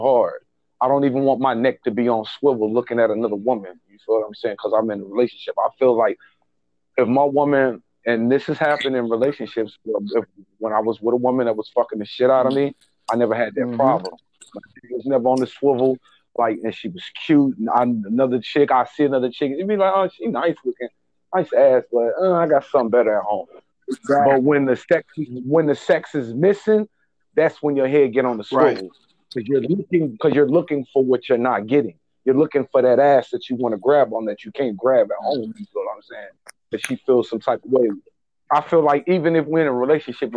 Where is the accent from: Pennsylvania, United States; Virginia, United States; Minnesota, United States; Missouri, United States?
Missouri, United States; Kansas City; I'm from Kansas City, Missouri. My born and raised my whole life